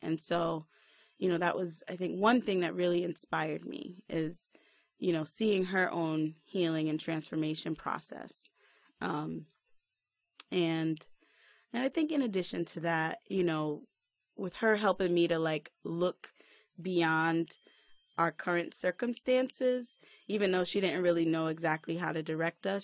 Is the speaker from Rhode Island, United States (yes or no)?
yes; Rhode Island, United States; now in Silver Spring, United States; I'm originally from Rhode Island. Shout out to all my peoples there. But right now, I'm living in Silver Spring, Maryland